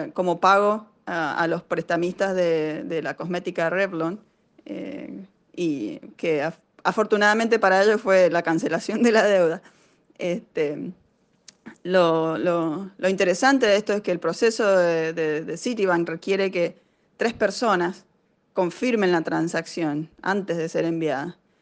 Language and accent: Spanish; Argentina; moved away as an adult; now in Cambridge, United States; Yo soy una emprendedora argentina